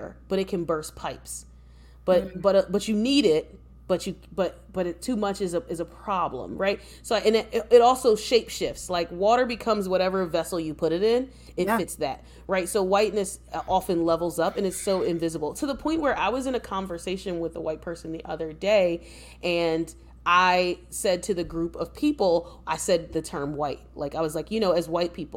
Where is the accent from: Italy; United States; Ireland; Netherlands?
United States; an American-born descendant of enslaved Africans